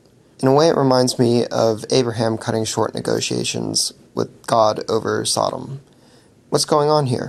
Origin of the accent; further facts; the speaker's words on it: Baltimore, Maryland, United States; I'm from Baltimore, Maryland.